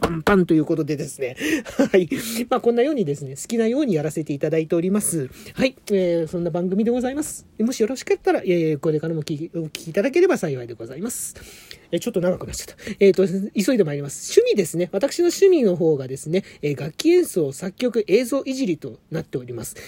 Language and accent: Japanese; Adachi, Tokyo, Japan; 生まれも育ちも東京は足立区でございます